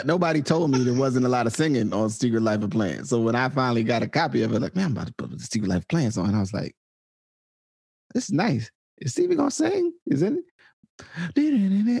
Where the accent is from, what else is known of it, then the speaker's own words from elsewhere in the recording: Arkansas, United States; I am from Arkansas.